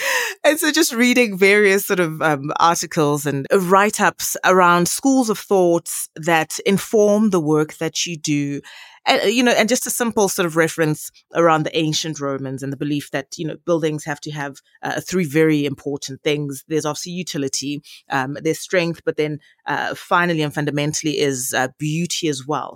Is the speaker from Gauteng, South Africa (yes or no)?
yes; Johannesburg, Gauteng, South Africa; We are born and bred in Johannesburg, in Gauteng